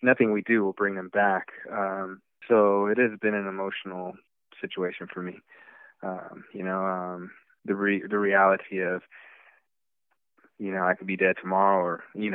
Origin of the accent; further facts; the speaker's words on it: Texas, United States; I'm from Texas, from the South